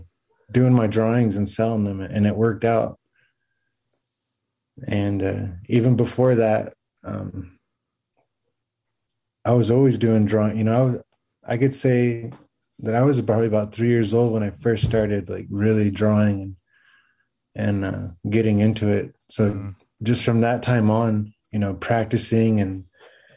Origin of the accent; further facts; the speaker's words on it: Oklahoma, United States; I am from the Comanche Nation and the Second Fox Nation of Oklahoma.